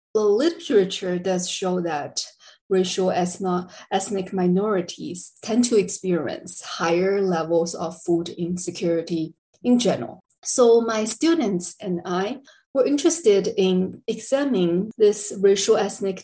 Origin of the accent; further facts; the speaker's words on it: China; moved away as an adult; also born or lived in Texas, United States; now in El Paso, United States; I'm originally from China. I came to the US in 2007.